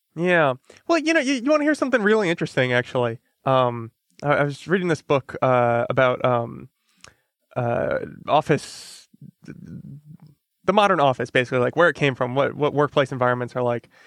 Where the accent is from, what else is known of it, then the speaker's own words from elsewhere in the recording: Connecticut, United States; I'm from Connecticut